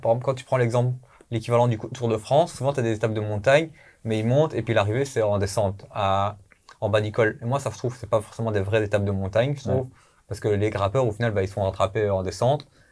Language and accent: French; Belgium; on est belge